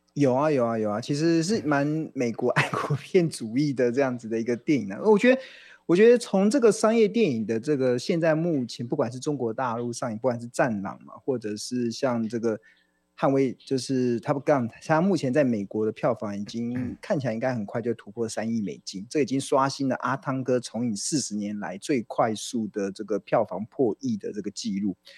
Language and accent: Chinese; Taiwan; 我们台湾人